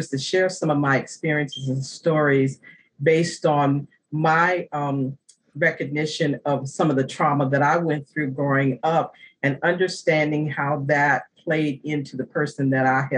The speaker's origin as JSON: {"language": "English", "region": "Virginia", "country": "United States", "tie": "born or raised there", "also_born_or_lived": "New Jersey / New York", "moved": "yes", "said": "I made the transition back to Virginia, which is my home state"}